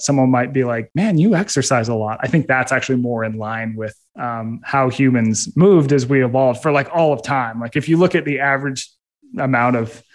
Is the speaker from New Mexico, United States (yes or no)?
no; Utah, United States; I grew up in Utah